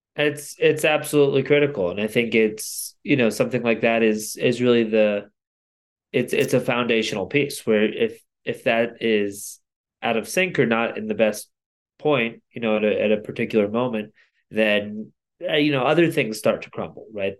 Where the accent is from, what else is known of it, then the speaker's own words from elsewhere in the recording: Connecticut, United States; now in Boulder, United States; where I grew up in Connecticut